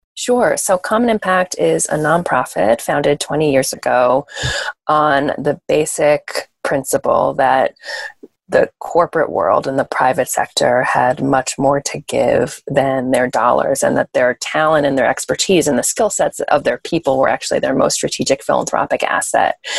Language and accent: English; New York, United States; born and bred in New York